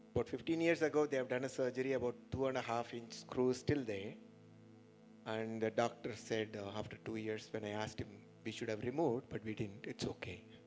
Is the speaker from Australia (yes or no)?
no; Madurai, Tamil Nadu, India; from Madurai, working in railways